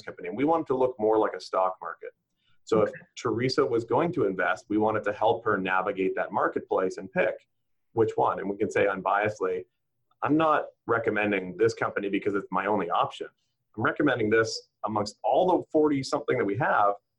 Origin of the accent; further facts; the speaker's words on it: Whitby, Ontario, Canada; I grew up in Whitby